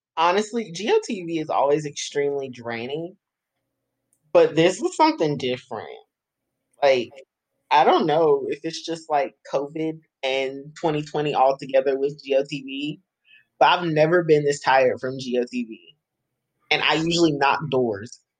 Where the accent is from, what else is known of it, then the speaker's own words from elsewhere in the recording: Greensboro, North Carolina, United States; I am born and raised in Greensboro